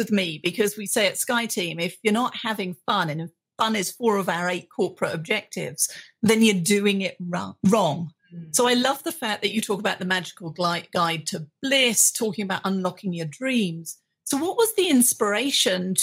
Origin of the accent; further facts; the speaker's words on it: United Kingdom; being a British woman